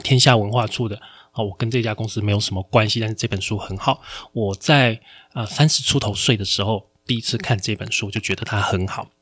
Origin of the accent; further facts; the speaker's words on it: Taiwan; 我们台湾这边